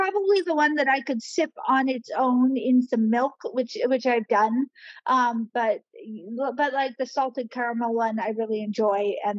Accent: Kauai, Hawaii, United States; born or raised there

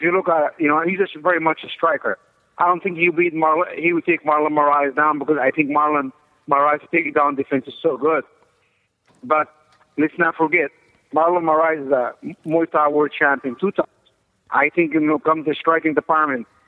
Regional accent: Egypt; moved away as an adult; also born or lived in Colorado Springs, Colorado / New York; I'm originally from Egypt

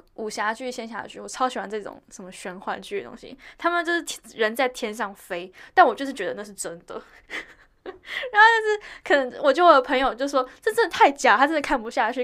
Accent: Taiwan; 因为我从小在台湾长大

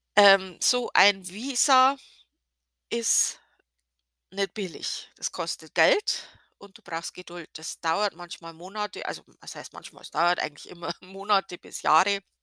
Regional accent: Germany; als Deutsche

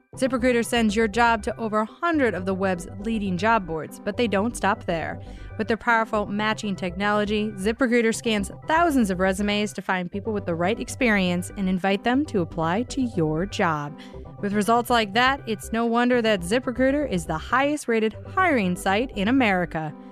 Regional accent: Michigan, United States; now in New York, United States; growing up in Michigan

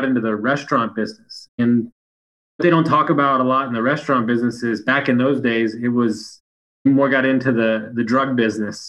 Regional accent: Sugar Land, Texas, United States; also born or lived in Fannett, Texas; We grew up in Sugar Land, which is probably the nicest neighborhood in all of Houston

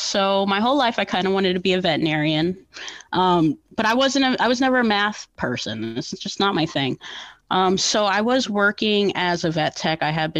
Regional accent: New Jersey, United States; also born or lived in Newark, New Jersey; I am from New Jersey, born in Newark, raised down by the beach and everywhere.

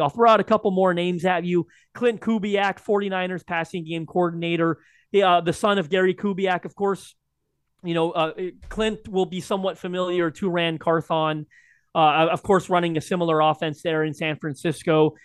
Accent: Canada; as a Canadian

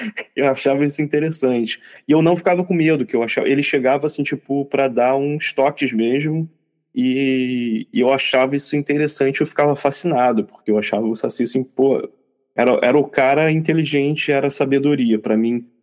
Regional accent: Rio de Janeiro, Brazil; crescendo no Rio de Janeiro

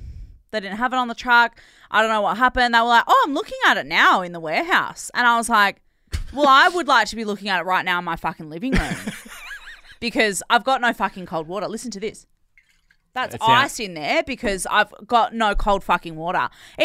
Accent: Buffalo, New York, United States; I'm from Buffalo, NY, New York, in the US.

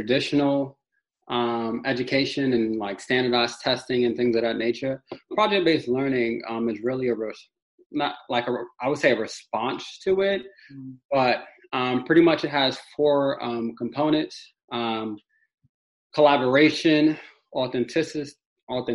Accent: New York City, New York, United States; also born or lived in Harlem; I'm from Brownsville, Brooklyn

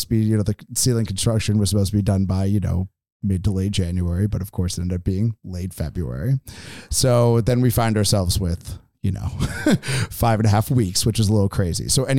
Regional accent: East Coast, United States; also born or lived in San Francisco; you know, I'm initially from the East Coast and then lived in San Francisco and then moved up here to open this venue.

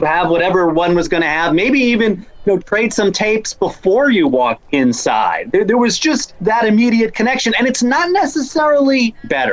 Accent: Rhode Island, United States; I grew up in Rhode Island

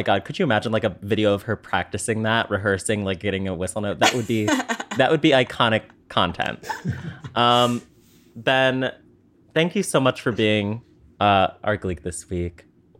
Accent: Yorkshire and the Humber, United Kingdom; accent: Yorkshire; Also, I'm British and I have a Yorkshire accent, so that's fun, I guess.

